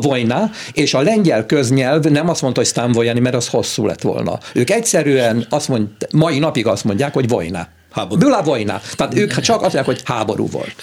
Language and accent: Hungarian; Hungary; mi magyarul beszélünk, mert magyarok vagyunk